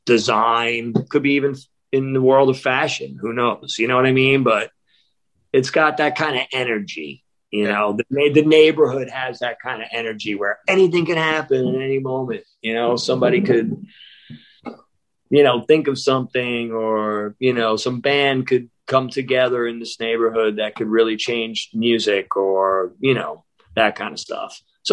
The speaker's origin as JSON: {"language": "English", "town": "Columbus", "region": "Ohio", "country": "United States", "said": "So I'm from Columbus, Ohio."}